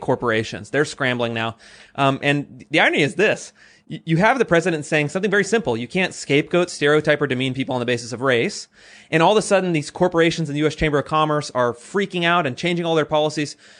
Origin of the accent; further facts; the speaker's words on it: Sacramento, California, United States; I grew up in California, very progressive. Um, I grew up in Sacramento